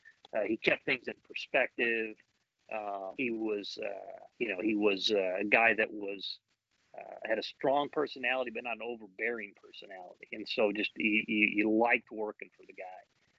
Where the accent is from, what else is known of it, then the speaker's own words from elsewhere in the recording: Chicago area, Illinois, United States; moved away; also born or lived in Kent, Ohio; I'm from Illinois, I'm from the Chicago area